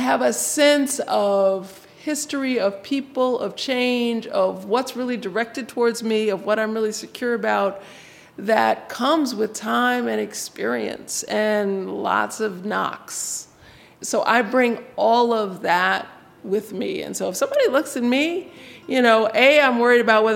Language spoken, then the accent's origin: English; United States; I claimed American. Like, nope, I'm American